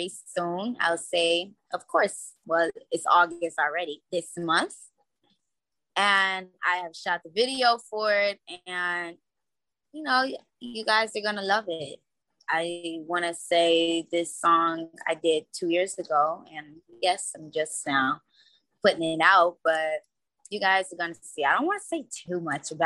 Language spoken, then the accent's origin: English; Cincinnati, Ohio, United States; moved away as an adult; now in California, United States; I'm from Cincinnati. I've been out here in California for like about 3 years. I moved out here when I was 21.